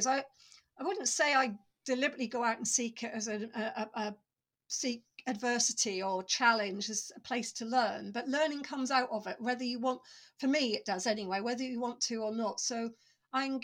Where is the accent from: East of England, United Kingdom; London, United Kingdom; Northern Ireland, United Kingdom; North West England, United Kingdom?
East of England, United Kingdom; Norfolk; I grew up in Norfolk